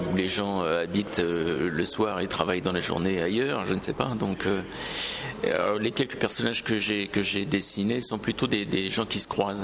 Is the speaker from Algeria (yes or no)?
no; Paris, Île-de-France, France; en tant que Parisien